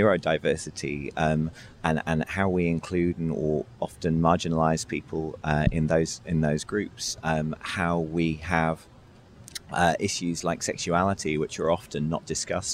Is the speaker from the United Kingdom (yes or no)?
yes; United Kingdom; I'm British